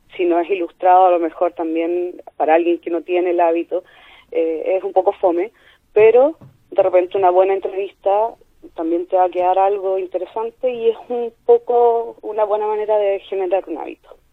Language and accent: Spanish; Concepción, Biobío, Chile; moved away as an adult; now in Chillán, Chile; Yo soy de Conce, pero estoy viviendo en Chillán por trabajo.